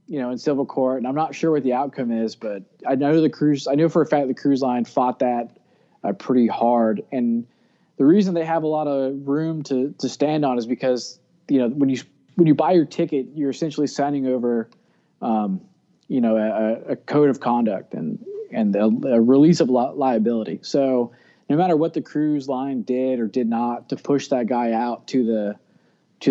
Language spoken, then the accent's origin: English; Florida, United States; I grew up in Florida on a barrier island